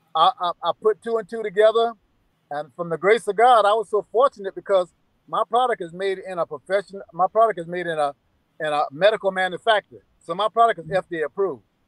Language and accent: English; South Carolina, United States; I'm from South Carolina